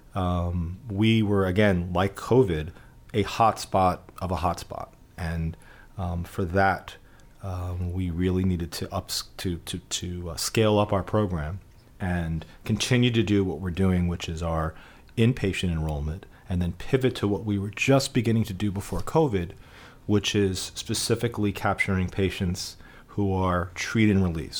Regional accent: New York City, New York, United States; growing up in the Bronx

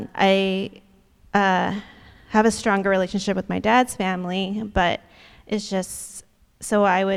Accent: the Bay Area, California, United States; I was born and raised in California and the Bay Area, actually.

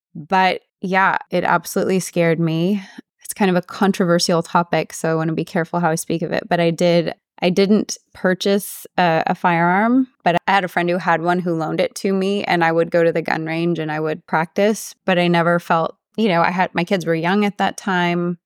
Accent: Odessa, Texas, United States; all my family left my hometown of Odessa, Texas

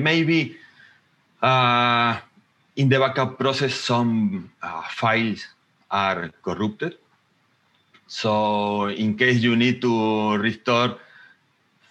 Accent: Argentina; now in Mendoza, Argentina; I am from Argentina, living in Mendoza City.

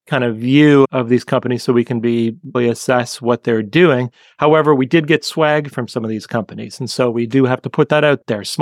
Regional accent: Canada; from growing up in Canada and getting to talk to somebody who sounds like lived just just a few minutes down the street from where I grew up and having that Canadian moment

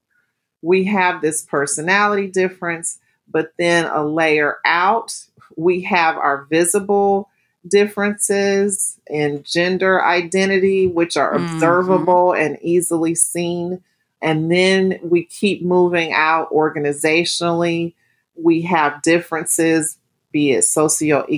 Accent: United States; I'm African American

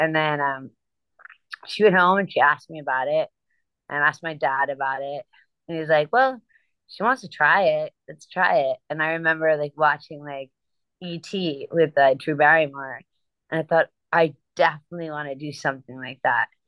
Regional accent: New Jersey, United States; So I'm from New Jersey

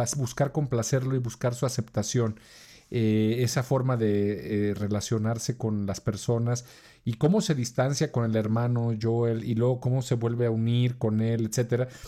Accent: Mexico; accent: Mexican

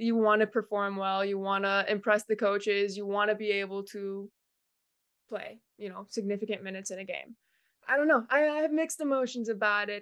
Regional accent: Cleveland, Ohio, United States; moved away; I'm from Cleveland, Ohio

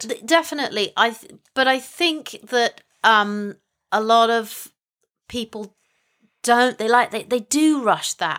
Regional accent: England, United Kingdom; I am from England.

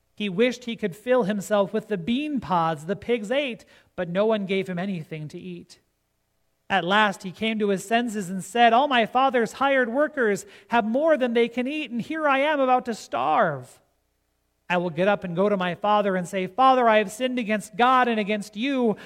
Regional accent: Gregory, South Dakota, United States; about 20 miles west of Gregory, South Dakota, my hometown

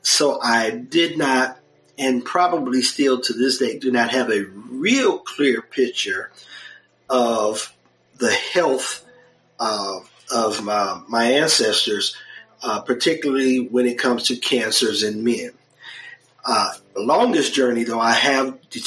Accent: Detroit, Michigan, United States; now in Texas, United States; I grew up in Detroit, Michigan

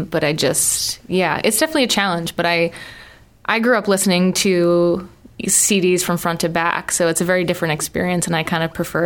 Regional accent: Massachusetts, United States; moved away as an adult; now in Providence, United States; grew up in Massachusetts.

